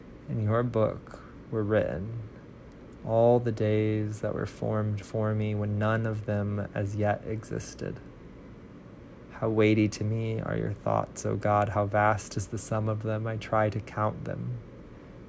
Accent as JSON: {"language": "English", "region": "Central Illinois", "country": "United States", "tie": "born or raised there", "moved": "yes", "lives_now": "Nashville, United States", "said": "a person born and raised in Central Illinois"}